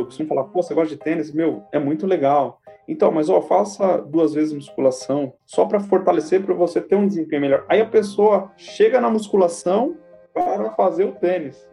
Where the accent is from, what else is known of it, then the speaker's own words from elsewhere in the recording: São Paulo, Brazil; sou de São Paulo